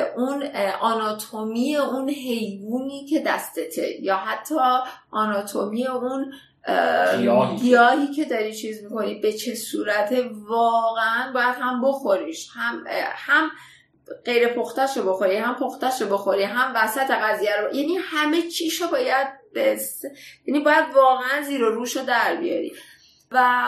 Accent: Iran; من خودم به عنوان یه ایرانی

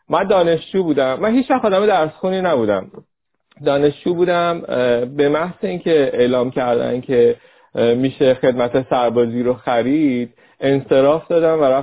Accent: Rasht, Gilan, Iran; به هر کس که میگفتیم که ما رشتیم و شما بیاین برای جلسه

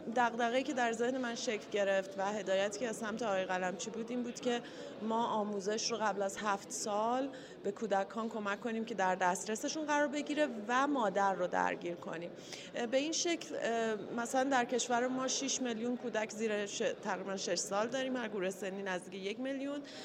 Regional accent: Iran; moved away; also born or lived in England; بعد از 13 سال تحصیل و کار در کشور انگلستان برگشتم ایران

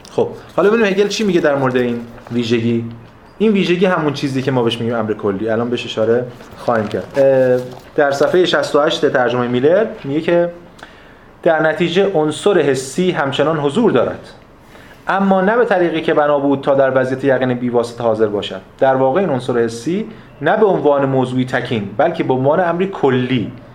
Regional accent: Iran; من ایرانیم

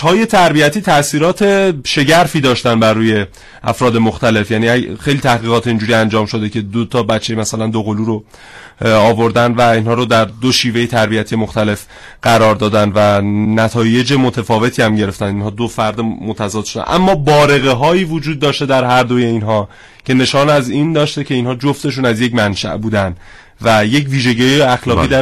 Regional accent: Iran; first language Persian; بتونم به زبان فارسی تکلم کنم و این زبان مادریم رو بتونم باهاش صحبت بکنم

